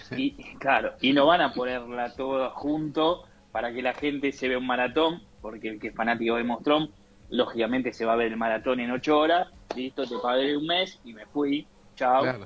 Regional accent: Argentina; como argentinos

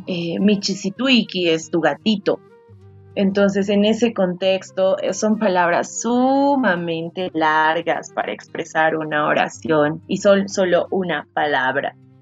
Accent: Potosí, Bolivia; somos Yahtamasis, porque las dos somos de Potosí

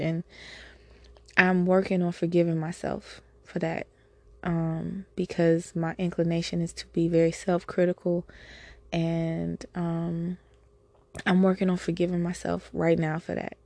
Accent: United States; I'm an American human

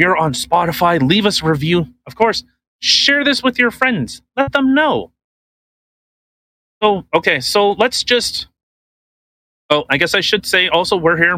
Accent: Canada; We're Canadian

